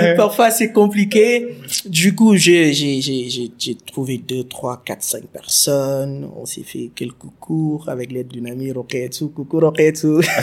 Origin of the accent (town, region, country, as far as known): Senegal